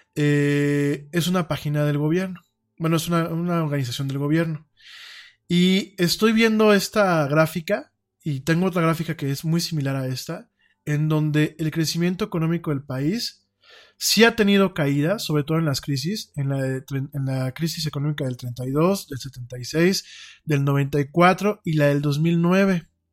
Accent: Mexico; en México tenemos muchos talentos

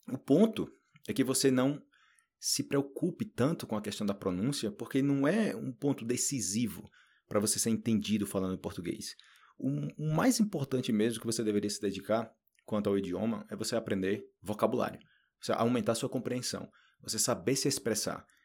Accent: Northeast Region, Brazil; moved away as an adult; eu sou brasileiro, e eu posso perder meu sotaque. Então imagina, eu moro a vida inteira no Nordeste. Eu fui, eu fui embora do Nordeste do Brasil quando eu tinha que, 20, 23 anos, para 24 anos.

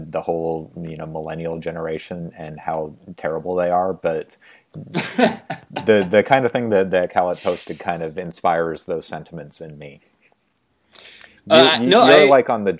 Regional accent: Spokane, Washington, United States; I grew up in Spokane in the 1980s

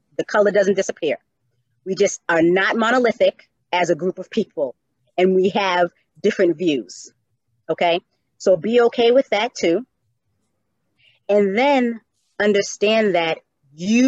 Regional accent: Cambridge, Massachusetts, United States; also born or lived in Atlanta, Georgia; I am from Cambridge, although I am the youngest of six, I had a very proud Black mother

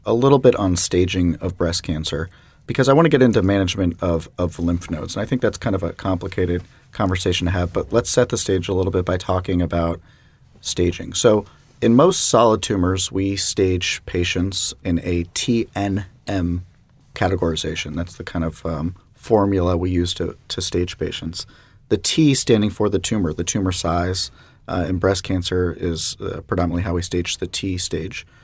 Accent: Jacksonville, Florida, United States; I'm a Jacksonville native myself

